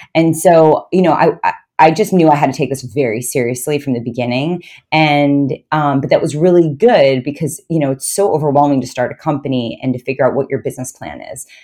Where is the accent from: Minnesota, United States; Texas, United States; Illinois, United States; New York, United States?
New York, United States; I grew up in New York, and I actually went to U S C for college